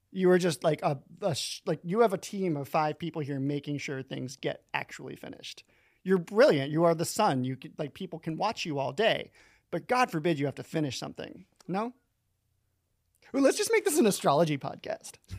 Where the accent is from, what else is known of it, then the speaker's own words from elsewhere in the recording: Florida, United States; moved away; I'm from Florida, but I got out.